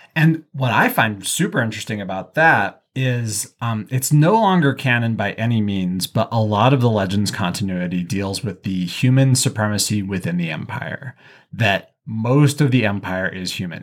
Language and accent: English; the West, United States; I'm from the West, which is the internal colony